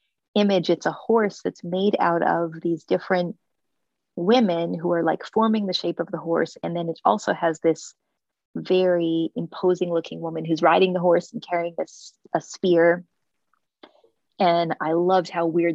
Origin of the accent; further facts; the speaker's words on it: United States; moving through India as an American